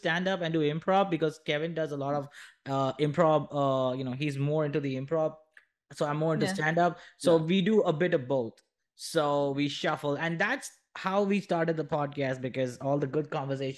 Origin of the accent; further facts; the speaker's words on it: India; I come from India